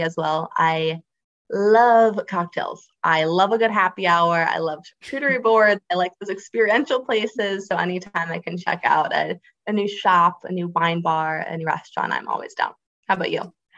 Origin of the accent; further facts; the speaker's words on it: Space Coast of Florida, United States; I grew up on the space coast of Florida